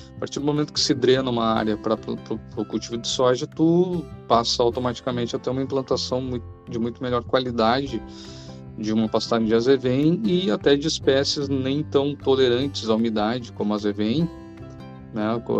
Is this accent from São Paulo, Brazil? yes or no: no; Cachoeirinha, Rio Grande do Sul, Brazil; sou natural de Cachoeirinha, Rio Grande do Sul